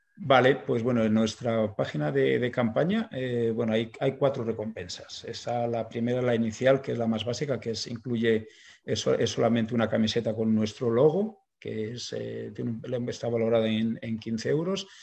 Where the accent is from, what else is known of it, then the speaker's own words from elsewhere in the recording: Burgos, Castile and León, Spain; somos de Burgos